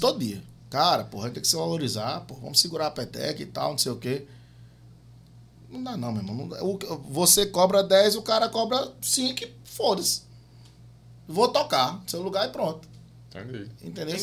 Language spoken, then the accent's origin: Portuguese; João Pessoa, Paraíba, Brazil; a gente é de João Pessoa, a gente é de João Pessoa